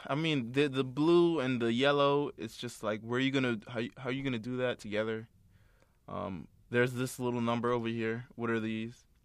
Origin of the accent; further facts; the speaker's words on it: East Coast, United States; I'm from the East Coast